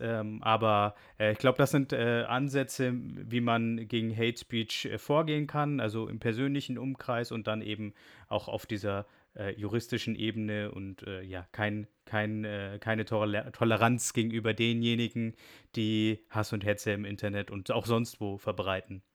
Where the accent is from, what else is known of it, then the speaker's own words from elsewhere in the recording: Germany; wir als Deutsche und auch Europäer